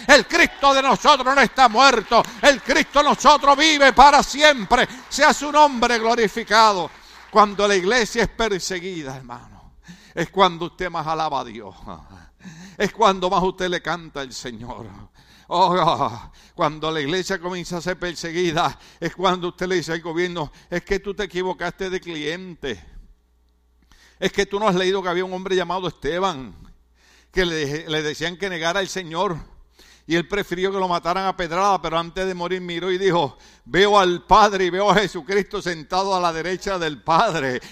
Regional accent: Puerto Rico; now in California, United States; en mi país, en Puerto Rico

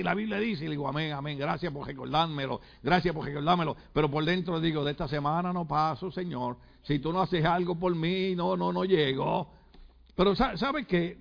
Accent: Puerto Rico; cómo somos los boricuas

